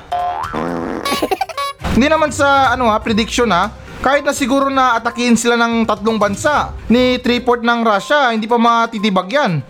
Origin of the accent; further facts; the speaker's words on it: Philippines; ito yung lupang sinilangan natin